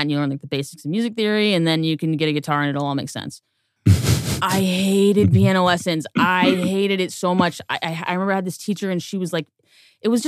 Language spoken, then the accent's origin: English; Torrance, California, United States; now in Louisville, United States; I'm from Torrance, to be specific